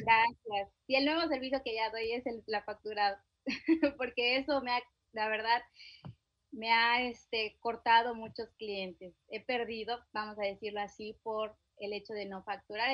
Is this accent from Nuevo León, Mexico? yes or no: no; Chiapas, Mexico; yo soy del estado de Chiapas, mi esposo del estado de Yucatán